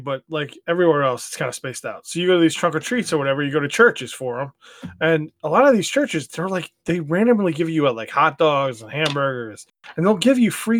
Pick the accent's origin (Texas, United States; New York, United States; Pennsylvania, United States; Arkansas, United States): New York, United States; moved away; No, New York was not like that. Not when we were growing up.